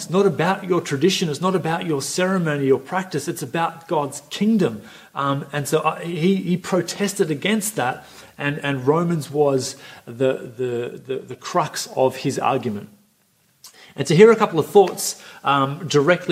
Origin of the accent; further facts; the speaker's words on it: Coffs Harbour, New South Wales, Australia; also born or lived in Sydney; I grew up here for the vast majority of my life, went to high school here.